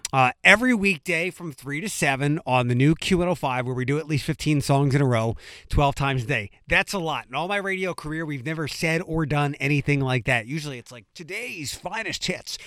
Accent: Philadelphia, Pennsylvania, United States; moved away as an adult; now in Toledo, United States; I am from Philadelphia. Um, it's my hometown.

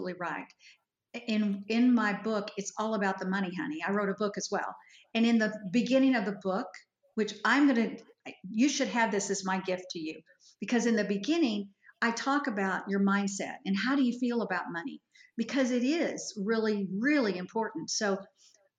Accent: Fort Worth, Texas, United States; moved away as an adult; now in Edmond, United States; I was raised by Yankees in Fort Worth, Texas

